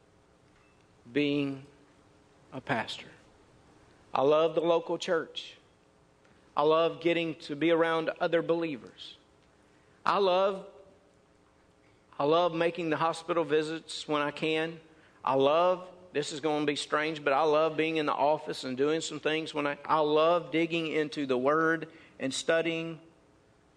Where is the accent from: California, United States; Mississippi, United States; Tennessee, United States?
Mississippi, United States; They asked me where I was from, and I said, Mississippi. So they could tell that by my accent